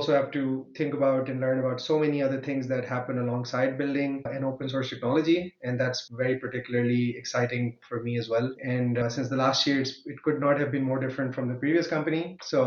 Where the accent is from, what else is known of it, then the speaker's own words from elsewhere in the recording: Pakistan; moved away as an adult; now in Germany; I come originally from Pakistan, and I moved to Germany to do my master's in computer science